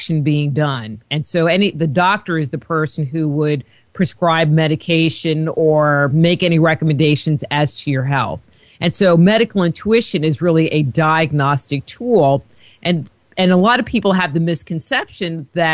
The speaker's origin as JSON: {"language": "English", "area": "near Woodstock", "region": "New York", "country": "United States", "tie": "born or raised there", "said": "I grew up near Woodstock, New York"}